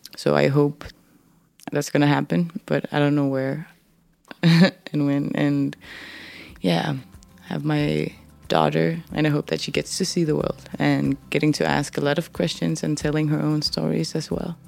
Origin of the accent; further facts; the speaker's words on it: Denmark; English is a second language; moved away as an adult; also born or lived in Upernavik, Greenland / northern Greenland; now in Nuuk, Greenland; I grew up in Denmark